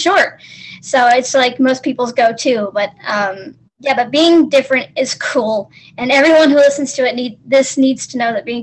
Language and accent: English; the South, United States; I am from the States, from the South.